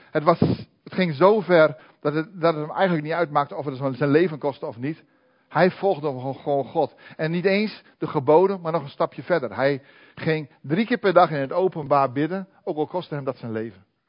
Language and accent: Dutch; Netherlands